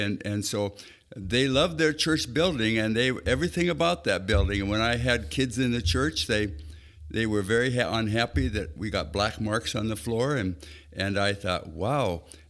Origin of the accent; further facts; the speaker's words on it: Spokane, Washington, United States; also born or lived in Bellingham, Washington; I was born in Bellingham, Washington, I lived there till I was about 9 years old, and then Mom and Dad moved to Spokane, Washington, where I grew up the rest of my time.